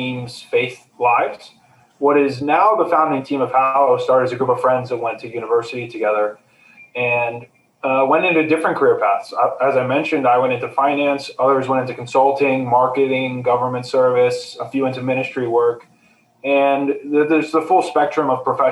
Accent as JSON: {"language": "English", "country": "United States", "tie": "born or raised there", "said": "I was born in the States and grew up in the States"}